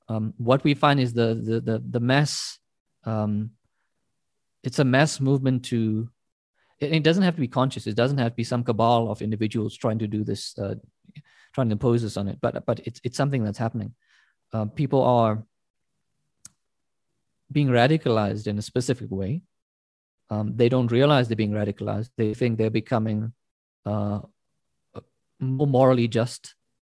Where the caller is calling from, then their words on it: South Africa; I'm speaking from South Africa. I teach at a South African university.